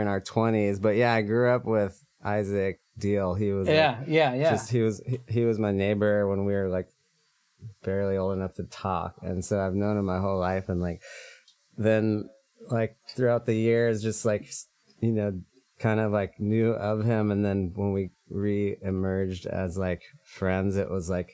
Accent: Manhattan, Kansas, United States; moved away as an adult; also born or lived in Lawrence, Kansas; now in San Francisco, United States; I hail from Kansas, Manhattan. That's where I grew up.

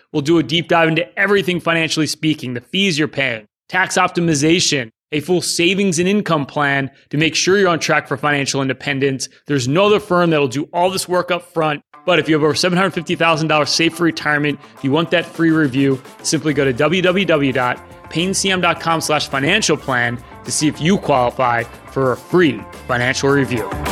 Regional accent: Philadelphia suburbs, Pennsylvania, United States; we're all from Philadelphia, the suburbs

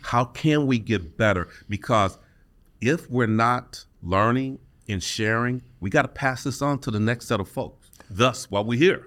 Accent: Detroit, Michigan, United States; Born and raised in Detroit

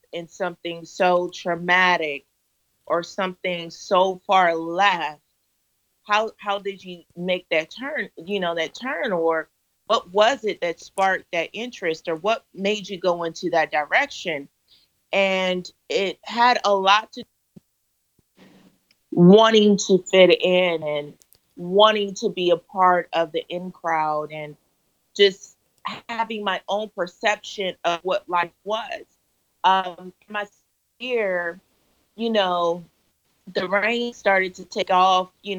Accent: California, United States; I was raised in California here in the United States by both my parents

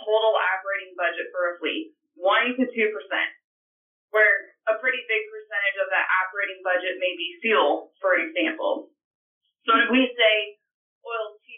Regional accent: Henry County, Illinois, United States; now in Bloomington, United States; I actually started in the GrowMark FS system in my hometown at Gold Star FS.

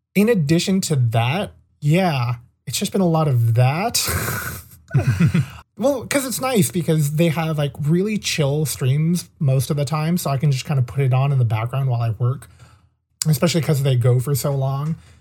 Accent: California, United States; also born or lived in Maine; we're both from California

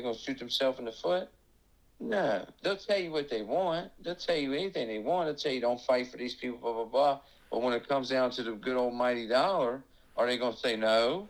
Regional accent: Miami, Florida, United States; moved away; I'm from Miami originally.

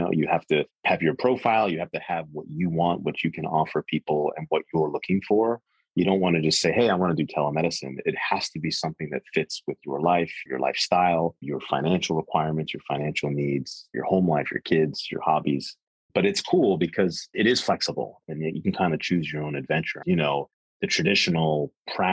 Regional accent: Jersey Shore, New Jersey, United States; now in Wilmington, United States; I'm from the Jersey Shore

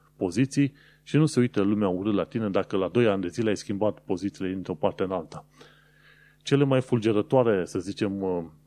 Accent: Romania; moved away as an adult; now in London, United Kingdom; oameni care venim din România

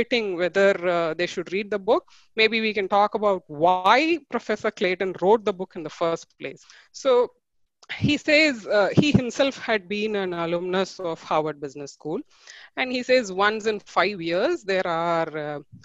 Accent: Tiruchirappalli, Tamil Nadu, India; I hail from Tiruchi in Tamil Nadu

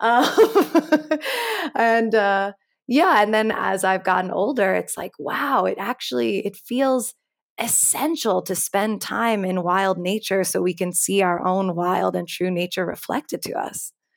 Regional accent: New York City, New York, United States; growing up in New York City around eleven, twelve

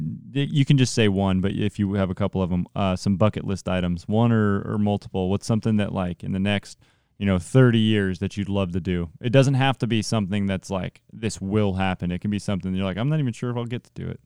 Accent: Central Valley, California, United States; I'm from the Central Valley

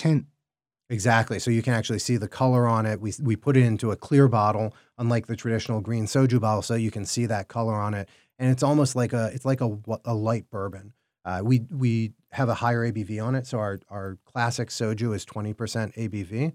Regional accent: Chicago, Illinois, United States; we're in Chicago. I'm from Chicago

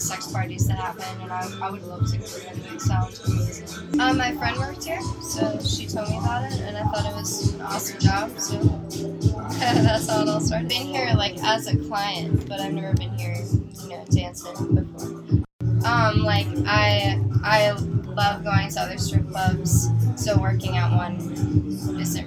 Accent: New York, United States; I'm 22 years old, I'm from New York

